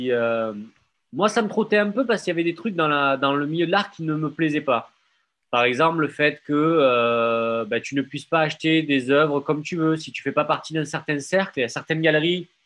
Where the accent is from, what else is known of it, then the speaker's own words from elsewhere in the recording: Marseille, Provence-Alpes-Côte d'Azur, France; Je viens des quartiers nord de Marseille.